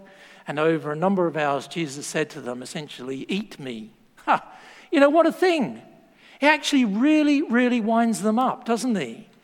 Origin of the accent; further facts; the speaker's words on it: Australia; moved away; I'm Australian.